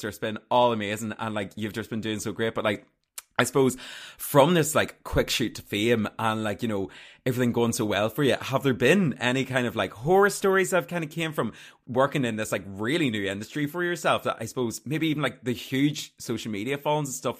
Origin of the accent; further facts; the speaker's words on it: Armagh, Northern Ireland, United Kingdom; I'm from Armagh. I'm country guy.